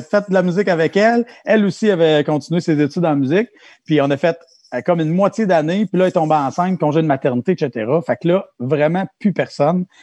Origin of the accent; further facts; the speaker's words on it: Saint-Pierre, Quebec, Canada; moved away; j'étais de Saint-Pierre